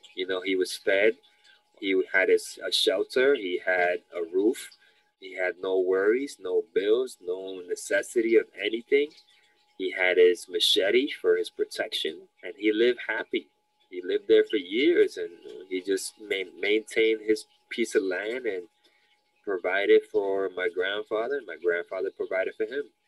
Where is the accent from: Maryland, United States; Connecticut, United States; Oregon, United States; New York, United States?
New York, United States; New York City; I'm uh, born and raised in the Lower East Side of New York City my parents are Dominicans